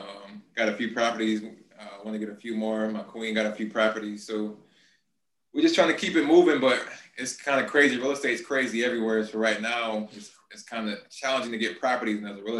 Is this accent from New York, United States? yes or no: yes; Rochester, New York, United States; But yeah, Rochester, New York. We're near Buffalo. A lot of people don't know where Rochester, New York is.